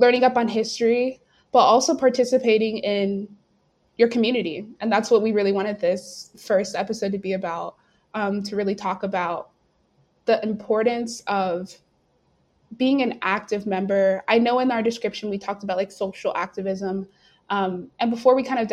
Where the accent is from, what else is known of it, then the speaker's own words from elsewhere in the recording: North Carolina, United States; moved away as an adult; now in St. Louis, United States; I'm from North Carolina